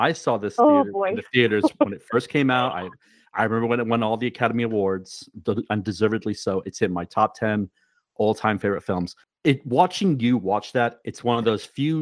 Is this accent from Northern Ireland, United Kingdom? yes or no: no; Wales, United Kingdom; I'm originally from Wales